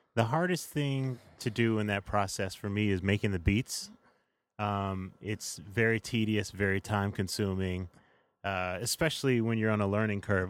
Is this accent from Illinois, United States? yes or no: yes; Chicago, Illinois, United States; I am from Hyde Park, Chi-Town, all the way through